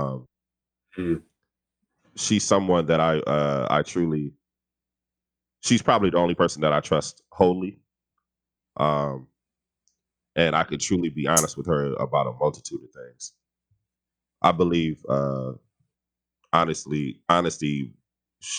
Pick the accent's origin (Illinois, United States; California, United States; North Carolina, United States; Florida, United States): California, United States; Los Angeles; I grew up on the west side of LA and off of like Fairfax and Adams